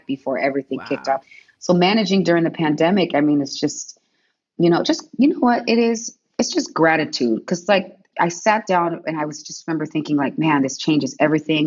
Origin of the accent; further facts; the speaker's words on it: San Diego, California, United States; also born or lived in Seattle / Detroit; I grew up in Southeast San Diego